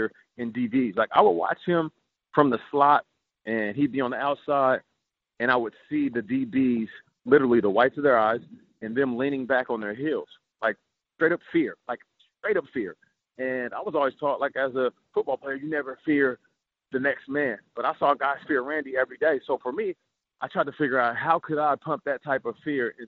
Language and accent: English; Seattle, Washington, United States; also born or lived in Canada; I was raised in Seattle. Yeah, I was only there in Canada during my infancy. So, I was raised in Seattle